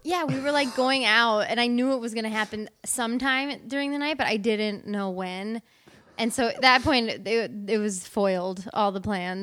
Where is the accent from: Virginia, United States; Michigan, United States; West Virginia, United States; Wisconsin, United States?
Wisconsin, United States; moved away; I'm originally from Wisconsin